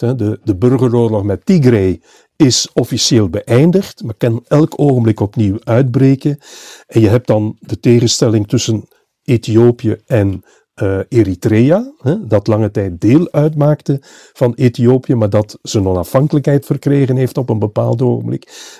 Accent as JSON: {"language": "Dutch", "region": "Flanders", "country": "Belgium", "said": "bij ons in Vlaanderen"}